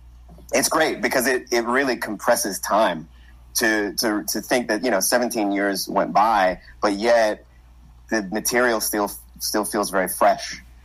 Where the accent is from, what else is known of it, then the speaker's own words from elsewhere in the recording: New York, United States; I'm from New York.